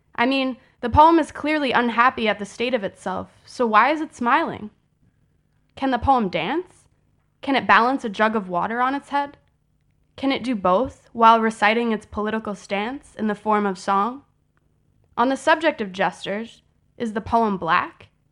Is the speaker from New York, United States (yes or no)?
no; Chicago, Illinois, United States